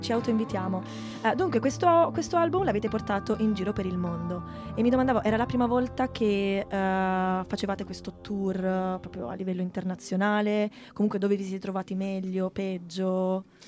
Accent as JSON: {"language": "Italian", "region": "Apulia", "country": "Italy", "moved": "as an adult", "lives_now": "Milan, Italy", "said": "anch'io essendo pugliese sono venuta qui per studiare"}